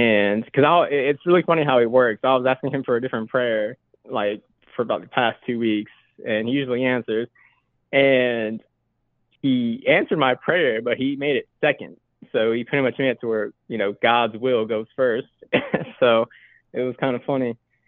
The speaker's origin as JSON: {"language": "English", "region": "North Carolina", "country": "United States", "said": "From North Carolina."}